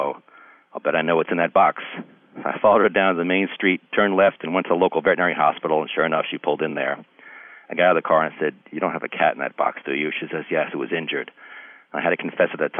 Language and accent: English; Long Island, New York, United States; now in New Hartford, United States; I grew up on Long Island